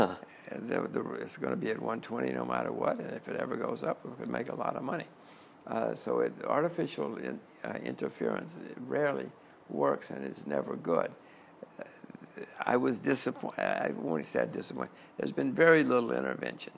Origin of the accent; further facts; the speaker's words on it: United States; I'm an American